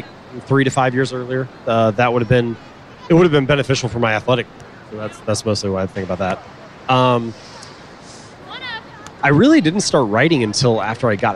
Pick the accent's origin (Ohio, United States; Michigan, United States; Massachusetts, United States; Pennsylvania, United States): Ohio, United States; Cincinnati; I grew up in Cincinnati, Ohio